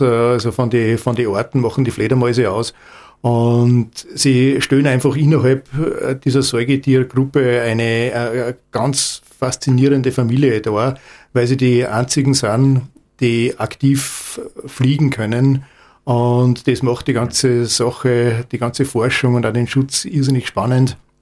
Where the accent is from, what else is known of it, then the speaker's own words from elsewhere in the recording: Salzburg, Austria; ich komme aus Salzburg